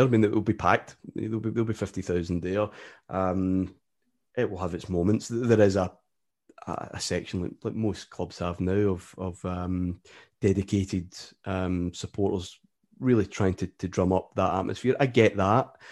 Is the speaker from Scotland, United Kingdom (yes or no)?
yes; Glasgow, Scotland, United Kingdom; also born or lived in Ayrshire; I was born in Ayrshire, which is, uh, probably about forty miles from Glasgow, and then moved quite quickly up near the city, just out in suburbia, where I've pretty much been ever since